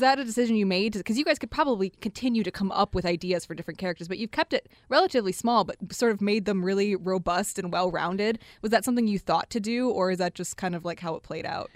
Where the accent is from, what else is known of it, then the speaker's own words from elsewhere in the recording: Detroit, Michigan, United States; also born or lived in East Lansing; I'm from Detroit. I was born and raised here.